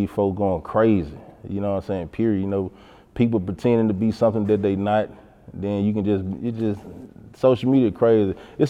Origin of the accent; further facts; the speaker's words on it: Memphis, Tennessee, United States; I'm from South Memphis.